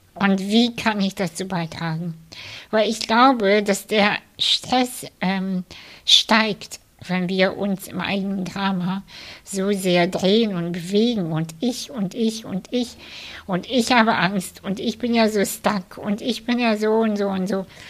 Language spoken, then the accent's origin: German; Kazakhstan; now in Germany; ich bin in der ehemaligen UdSSR aufgewachsen. Ich, ich komme selber aus Kasachstan